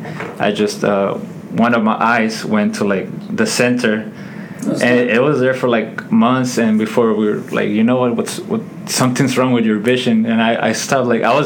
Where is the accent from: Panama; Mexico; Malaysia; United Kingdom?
Mexico; Ciudad Juárez, Chihuahua; now in Houston, United States; I'm from Mexico, Juarez. I came here to Houston, basically the U.S., around 1999, 2000.